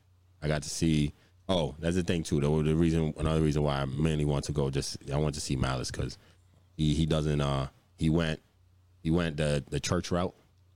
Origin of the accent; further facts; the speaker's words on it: Virginia, United States; moved away; I'm from Virginia